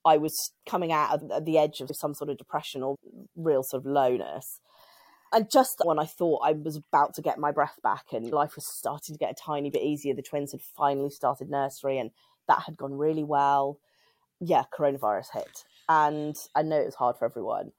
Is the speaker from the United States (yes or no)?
no; United Kingdom; I'm British and I'm in the U K